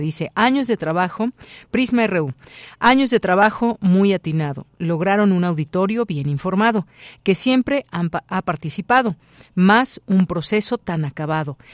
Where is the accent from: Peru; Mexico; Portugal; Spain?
Mexico; como mexicanos